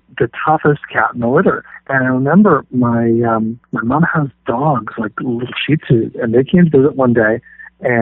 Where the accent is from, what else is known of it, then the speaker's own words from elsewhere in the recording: Canada; Canadian guy